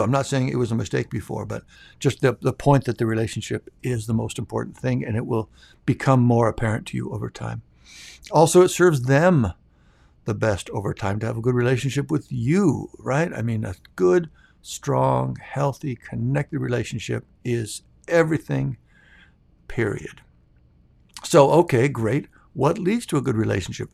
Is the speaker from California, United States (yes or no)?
no; Minnesota, United States; moved away; we're from Minnesota, so I'm still a Vikings fan